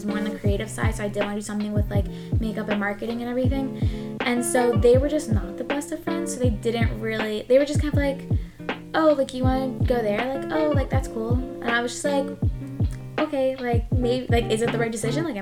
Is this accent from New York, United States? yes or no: yes; Long Island, New York, United States; Yeah, like I'm from Long Island, so I'm a huge like New York girl.